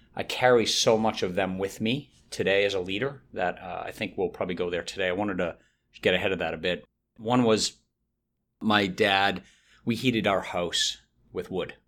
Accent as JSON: {"language": "English", "town": "Boston", "region": "Massachusetts", "country": "United States", "also_born_or_lived": "Chicago / Winston-Salem", "moved": "yes", "lives_now": "Raleigh, United States", "said": "I'm from Boston"}